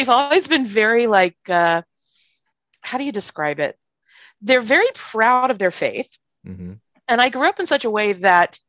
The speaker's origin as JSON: {"language": "English", "region": "South Carolina", "country": "United States", "tie": "born or raised there", "also_born_or_lived": "Hawaii", "moved": "as an adult", "said": "I'm the child of converts and I grew up in South Carolina"}